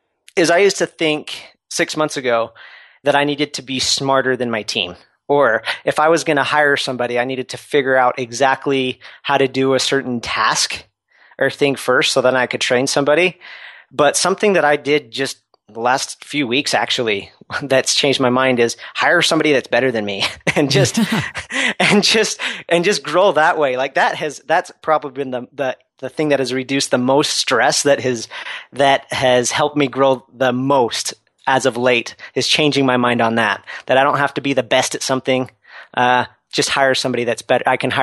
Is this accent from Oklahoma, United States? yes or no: no; Utah, United States; I'm from Utah originally, and I went out to Southern California